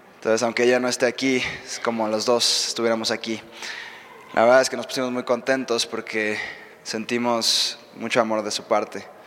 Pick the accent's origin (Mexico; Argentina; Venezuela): Mexico; Mexico City; moved away as an adult; also born or lived in Reading, United States; now in United States; yo soy de aquí de México. Eh, no soy de Estados Unidos, ahorita vivo allá